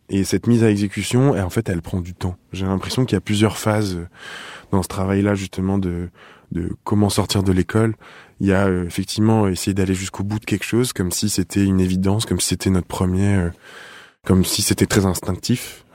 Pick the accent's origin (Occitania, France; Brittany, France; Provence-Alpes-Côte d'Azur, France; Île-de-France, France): Provence-Alpes-Côte d'Azur, France; Nice; now in Paris, France; je viens du sud, je viens de Nice. Je suis un, un un sorti tôt du sud